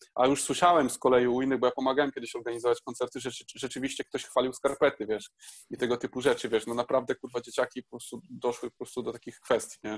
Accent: Poland; moved away as an adult; also born or lived in Bydgoszcz; Ja pochodzę ze wsi

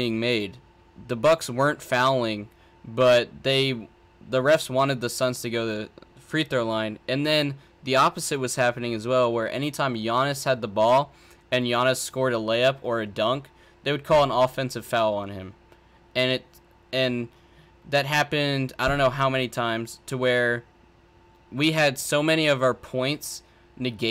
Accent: San Antonio, Texas, United States; I'm from San Antonio area

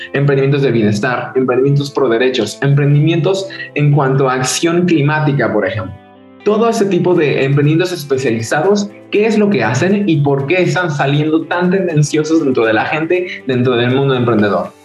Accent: Cuernavaca, Morelos, Mexico; soy de México, de Cuernavaca específicamente, una ciudad un poco pequeña al lado de, al lado de la capital

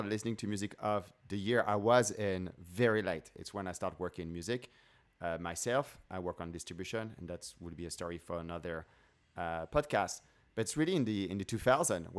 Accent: France; now in United States; I grew up in France.

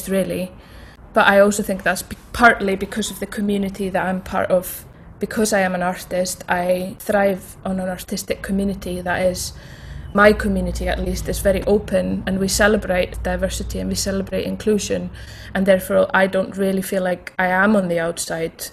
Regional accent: Iceland; now in Scotland, United Kingdom; I grew up in Iceland

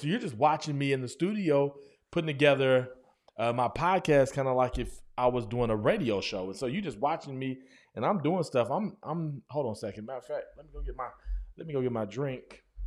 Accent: Guthrie, United States; moved away; when I first moved back to my hometown, Guthrie, America

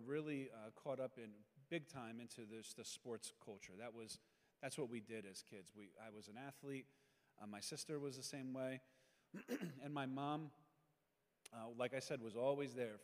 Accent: Pennsylvania, United States; I'm from Pennsylvania. As a kid, I had no faith upbringing whatsoever

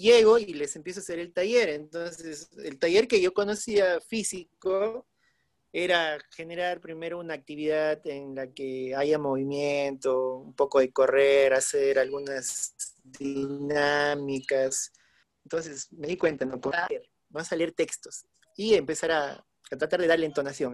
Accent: Huánuco, Peru; moved away; Ahora estoy justo eh, por mi ciudad natal, estoy por Huánuco

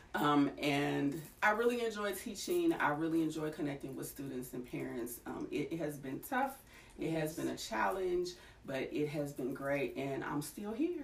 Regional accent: Kentucky, United States; also born or lived in Nashville area, Tennessee; now in Nashville, United States; I am originally from Kentucky, grew up around in this area

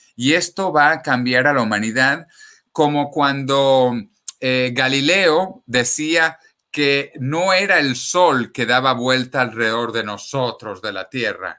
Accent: Venezuela; moved away as an adult; also born or lived in Ecuador; now in Spain; los que hemos nacido en Venezuela como yo con pasaporte venezolano

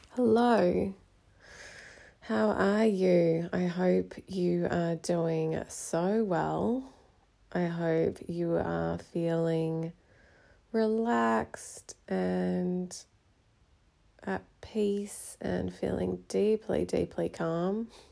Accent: Australia; So, I am Australian, but my mother is from India and my dad was from Hong Kong.

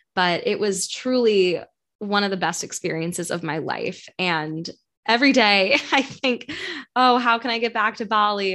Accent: New York City, New York, United States; moved away as an adult; also born or lived in St. Louis; I am from New York, grew up in New York City

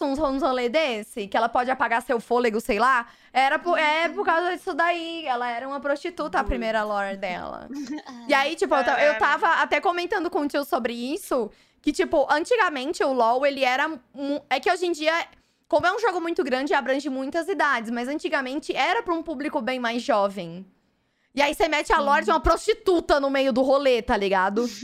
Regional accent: Fortaleza, Ceará, Brazil; now in São Paulo, Brazil; eu venho de Fortaleza.

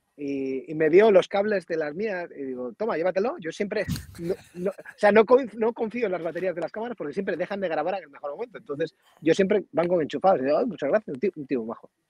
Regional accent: Hinojedo, Cantabria, Spain; cuando pasa por cerca de Hinojedo, eh, se salta a mi pueblo

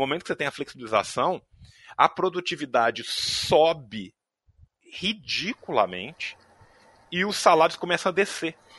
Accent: Brazil; A gente é brasileiro

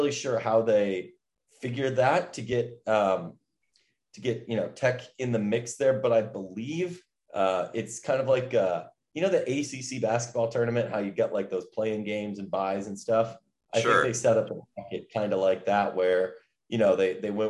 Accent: Midwest, United States; I'm a Midwesterner

